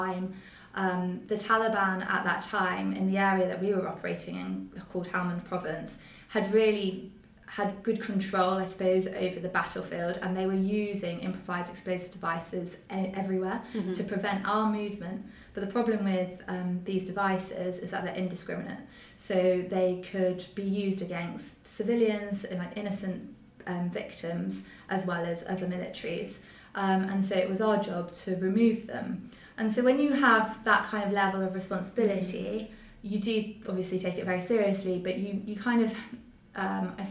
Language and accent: English; London, United Kingdom; also born or lived in Liverpool; I grew up in London